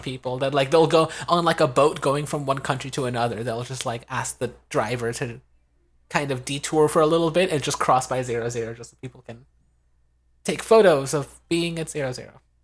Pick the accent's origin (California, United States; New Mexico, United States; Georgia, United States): California, United States; as a Californian